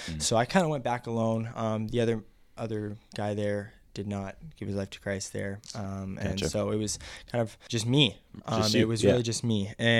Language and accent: English; Seattle, Washington, United States; I'm from West Coast, Seattle, Washington.